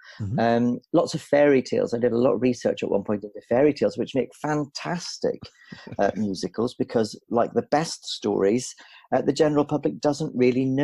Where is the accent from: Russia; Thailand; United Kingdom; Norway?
United Kingdom; Belfast, Northern Ireland; moved away as an adult; also born or lived in United States; now in London, United Kingdom; the Lyric Theatre in Belfast, the aforementioned national theatre of my hometown, my home country, Northern Ireland